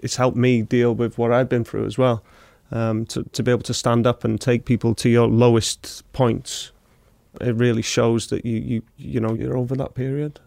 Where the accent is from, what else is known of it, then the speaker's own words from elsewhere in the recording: Wrexham, Wales, United Kingdom; I'm from Wrexham, so I'm from the local town where it's built.